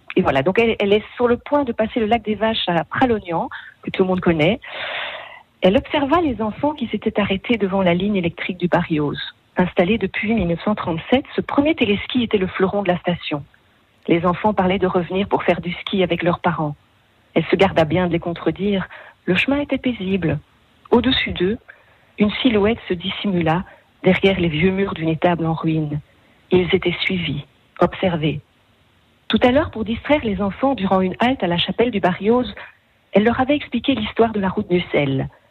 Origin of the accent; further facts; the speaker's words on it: Belgium; chez nous, en Belgique